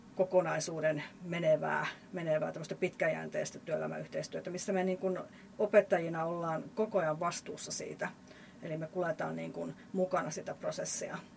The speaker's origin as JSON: {"language": "Finnish", "town": "Lieksa", "region": "North Karelia", "country": "Finland", "said": "mä oon tuolta Pohjois-Karjalasta, Lieksasta lähtöisin"}